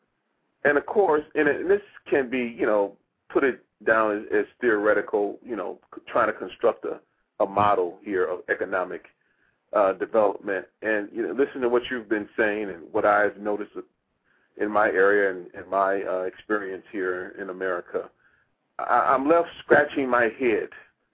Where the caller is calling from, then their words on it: Washington, District of Columbia, United States; I'm calling from Washington, Maryland, Washington, D.C.